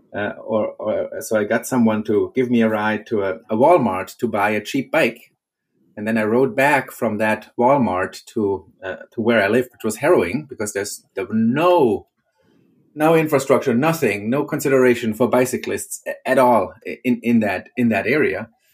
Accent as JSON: {"language": "English", "country": "Germany", "moved": "as an adult", "lives_now": "Arlington, United States", "said": "originally I, am from Germany"}